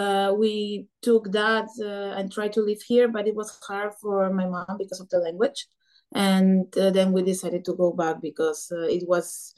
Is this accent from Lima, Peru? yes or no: yes; Lima, Peru; English is a second language; moved away as an adult; now in Croatia; in Peru, in Lima. Yes, I grew up in Lima